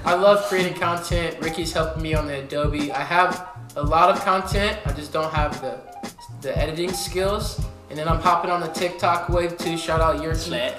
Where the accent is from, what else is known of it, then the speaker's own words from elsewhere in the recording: Columbus, Ohio, United States; I'm originally from Columbus, Ohio. Uh, I uh, went to Bishop Hartley High School